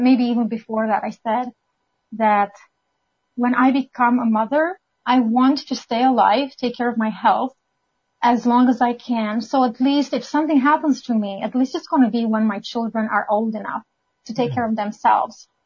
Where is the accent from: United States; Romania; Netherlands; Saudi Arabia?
Romania; moved away as an adult; now in Canada; I'm originally from Romania